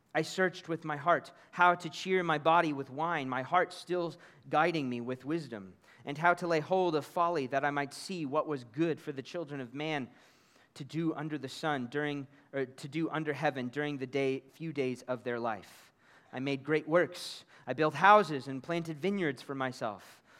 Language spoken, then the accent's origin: English; Kansas City, Missouri, United States; moved away as an adult; now in United Arab Emirates; my own hometown of Kansas City in America